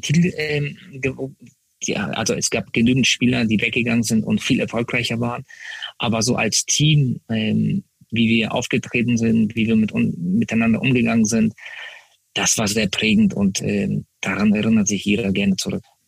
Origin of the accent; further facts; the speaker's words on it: Hamburg, Germany; Hamburg, äh, da bin ich Profi geworden, da bin ich Nationalspieler geworden. Äh, das ist meine Heimat. Äh, hier wohne ich